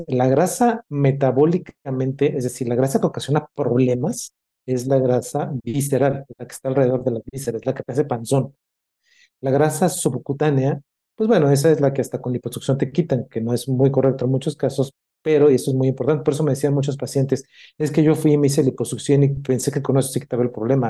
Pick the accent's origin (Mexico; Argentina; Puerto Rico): Mexico; tenemos como mexicanos y sobre todo como médicos